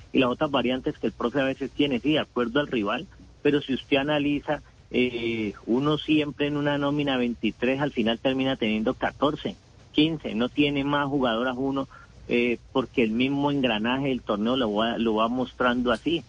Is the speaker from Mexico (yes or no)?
no; Colombia; Como todo colombiano